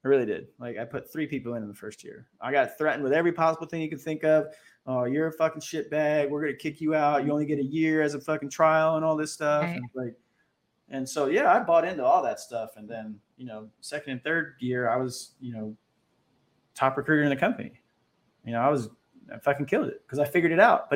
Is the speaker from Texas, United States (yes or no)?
no; Orlando, Florida, United States; moved away as an adult; also born or lived in Roseville, California; I'm from Orlando, Florida.